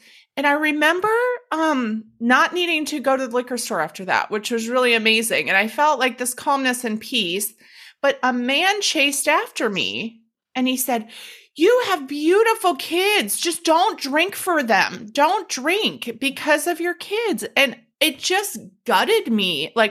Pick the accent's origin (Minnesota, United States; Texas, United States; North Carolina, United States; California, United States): Minnesota, United States; Minneapolis; born there; I was fucking born in Minneapolis. Minnesotans, I swear to God, I cannot explain it. Like, we visually are Minnesotans.